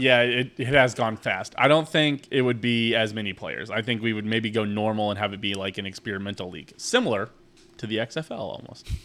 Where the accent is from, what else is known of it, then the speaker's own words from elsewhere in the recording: Kansas City, Missouri, United States; We're from Kansas City.